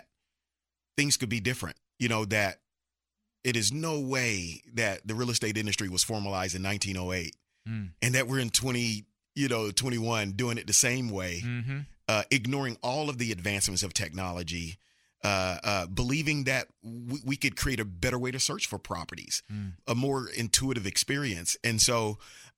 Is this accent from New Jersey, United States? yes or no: no; Mobile, Alabama, United States; now in Texas, United States; I'm from Mobile, Alabama